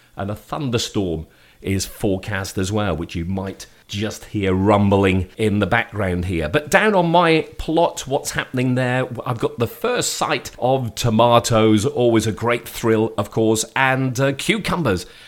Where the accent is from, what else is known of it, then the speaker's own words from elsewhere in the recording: Shrewsbury, West Midlands, United Kingdom; moved away; my hometown